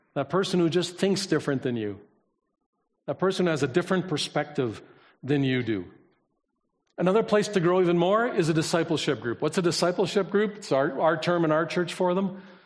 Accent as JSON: {"language": "English", "country": "Canada", "tie": "born or raised there", "said": "I was born here"}